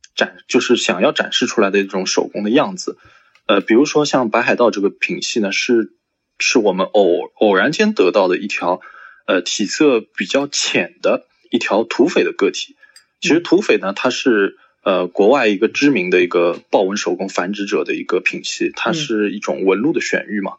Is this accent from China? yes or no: yes; Shanghai, China; 我是，来自上海的一位爬友，或者说是一个繁殖者